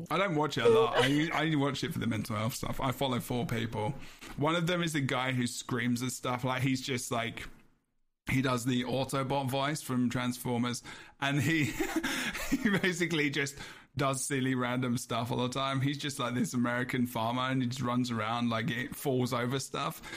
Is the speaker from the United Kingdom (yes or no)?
yes; England, United Kingdom; I'm English